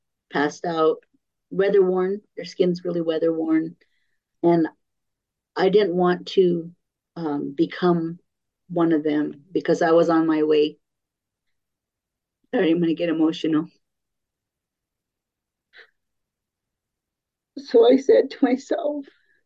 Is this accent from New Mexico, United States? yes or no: yes; San Felipe Pueblo, New Mexico, United States; also born or lived in San Francisco, California; We moved to the reservation when I was 7 years old